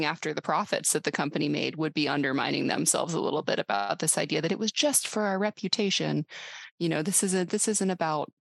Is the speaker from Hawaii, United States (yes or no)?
no; Alabama, United States; I'm from Alabama